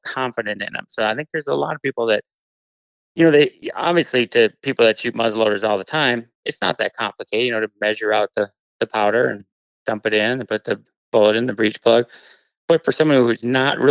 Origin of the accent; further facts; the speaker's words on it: Columbia Heights, Minnesota, United States; growing up in Minnesota, I mean, I lived in Columbia Heights